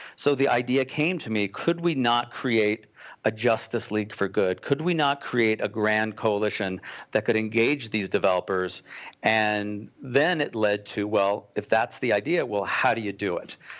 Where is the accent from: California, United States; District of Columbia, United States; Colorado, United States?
Colorado, United States; Boulder; moved away as an adult; also born or lived in Manhattan, New York; I'm from Boulder, Colorado. Um, after surviving twenty-two years in Manhattan, I'm safely back home.